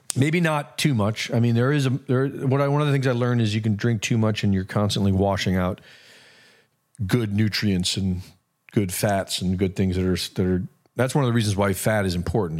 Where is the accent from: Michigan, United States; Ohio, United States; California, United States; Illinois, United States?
Ohio, United States; Cleveland; I grew up in Cleveland